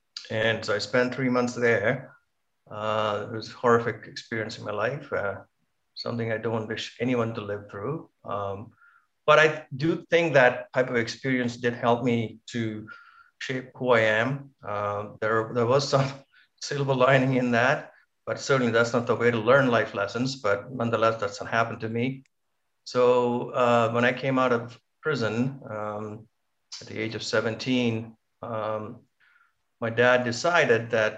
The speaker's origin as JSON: {"language": "English", "town": "Point Pedro", "region": "Northern Province", "country": "Sri Lanka", "tie": "born or raised there", "also_born_or_lived": "Colombo, Sri Lanka", "moved": "yes", "lives_now": "Canada"}